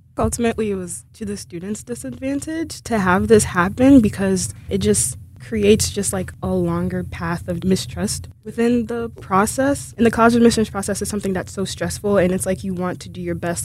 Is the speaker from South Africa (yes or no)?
no; Haiti; moved away; I'm originally from Haiti